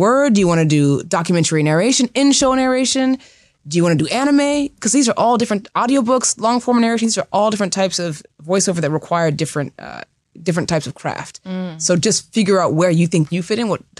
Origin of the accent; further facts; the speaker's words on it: Seattle, Washington, United States; now in Los Angeles, United States; I'm from the West Coast. I'm from Seattle.